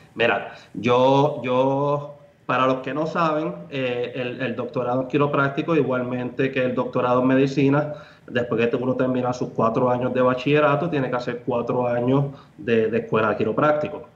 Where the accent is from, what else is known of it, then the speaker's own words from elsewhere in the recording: Aguadilla, Puerto Rico; moved away as an adult; also born or lived in New York; now in Miami, United States; Yo soy originalmente de Aguadilla, Puerto Rico, el West Coast